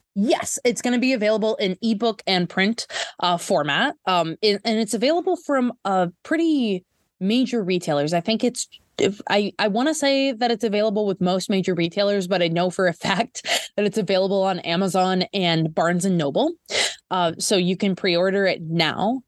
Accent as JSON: {"language": "English", "region": "Minnesota", "country": "United States", "tie": "born or raised there", "said": "I'm from Minnesota"}